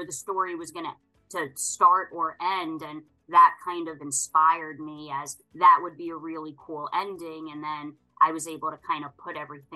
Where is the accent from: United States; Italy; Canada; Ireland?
United States; Long Island, New York; now in upstate New York, United States; born and raised on Long Island. I currently live in upstate New York